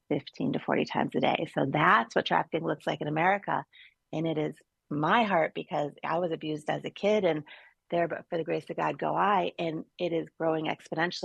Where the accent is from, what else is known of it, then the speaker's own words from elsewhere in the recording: Chicago, Illinois, United States; moved away as an adult; now in Florida, United States; I'm from Chicago